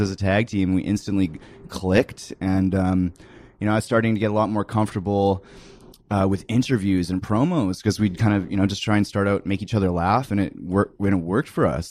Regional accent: Canada; moved away; I was just some kid from Canada

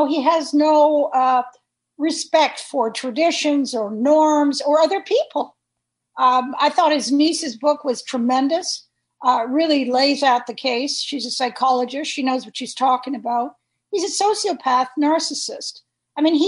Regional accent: United States; moved away; also born or lived in Canada; I'm an American

